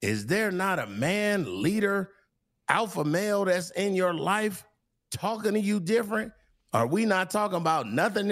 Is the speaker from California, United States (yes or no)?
yes; California, United States; I'm from Cali.